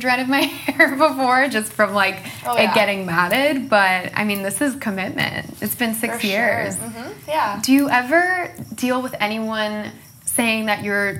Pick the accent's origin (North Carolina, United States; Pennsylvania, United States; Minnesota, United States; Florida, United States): Florida, United States; moved away; Growing up in Florida